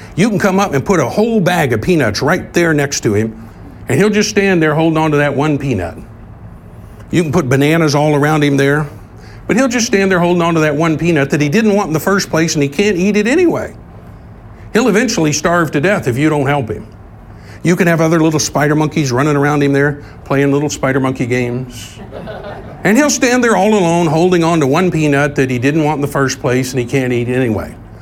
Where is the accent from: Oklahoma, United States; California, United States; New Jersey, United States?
Oklahoma, United States; Tulsa; when I grew up here in Tulsa as a young man